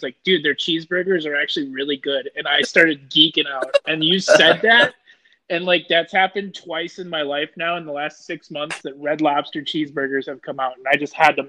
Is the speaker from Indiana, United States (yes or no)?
no; Minnesota, United States; I'm from Minnesota